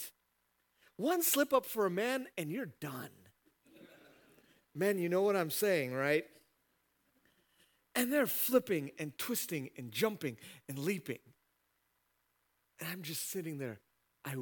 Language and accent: English; United States; as an American